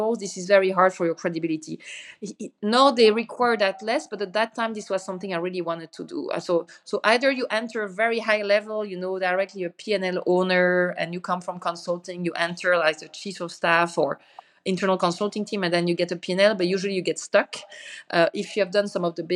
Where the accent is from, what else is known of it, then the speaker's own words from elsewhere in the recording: Belgium; moved away as an adult; also born or lived in Basel, Switzerland / Brussels / Paris / Frankfurt; now in California, United States; I'm originally from Belgium